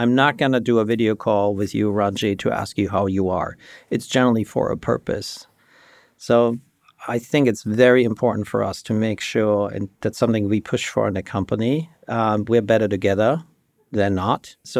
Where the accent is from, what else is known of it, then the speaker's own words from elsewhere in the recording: Germany; English is a second language; moved away; also born or lived in Michigan, United States; So the listeners might hear a trace of an accent. So I grew up in Germany, and I grew up in a everything is good context. Middle-class family, there was no problems.